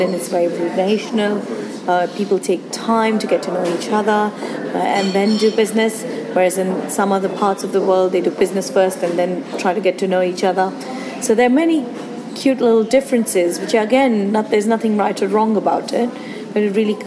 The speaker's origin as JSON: {"language": "English", "country": "India", "tie": "born or raised there", "also_born_or_lived": "Singapore", "moved": "as an adult", "lives_now": "United Kingdom", "said": "I was born and raised in India"}